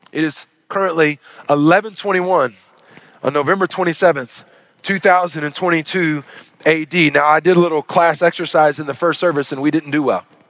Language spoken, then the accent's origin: English; Arkansas, United States; growing up in Arkansas